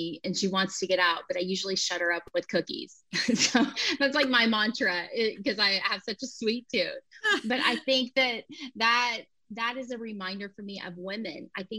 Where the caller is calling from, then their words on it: Tulsa, Oklahoma, United States; So I'm joining you from Tulsa, Oklahoma.